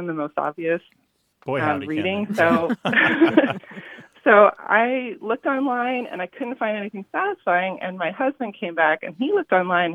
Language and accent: English; California, United States; now in Sacramento, United States; I was raised in California